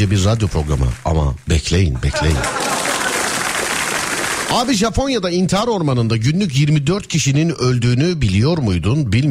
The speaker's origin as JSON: {"language": "Turkish", "town": "Sivas", "region": "Sivas Province", "country": "Turkey", "said": "Ben de Sivaslı olarak buradayım."}